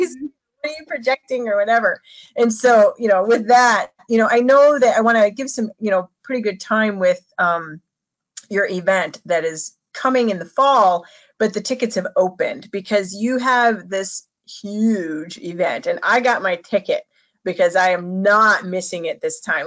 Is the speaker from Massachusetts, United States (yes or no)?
no; Chicago, Illinois, United States; I'm from Chicago